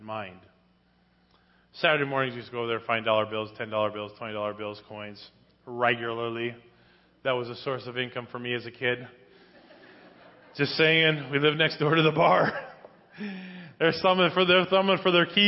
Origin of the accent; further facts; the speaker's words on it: Spring Lake Park, Minnesota, United States; Growing up in Spring Lake Park, Minnesota, as a youth, we lived right next door to a huge bar